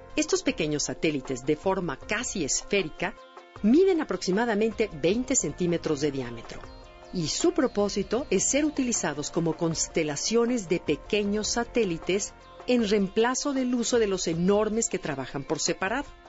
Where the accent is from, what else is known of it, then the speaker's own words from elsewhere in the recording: Mexico; somos los mexicanos